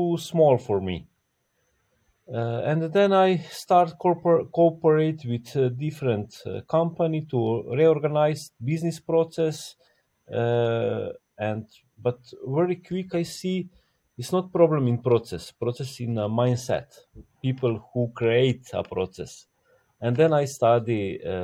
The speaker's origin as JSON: {"language": "English", "country": "Slovenia", "tie": "born or raised there", "said": "From Slovenia. I'm born in Yugoslavia, but now it's just Slovenia"}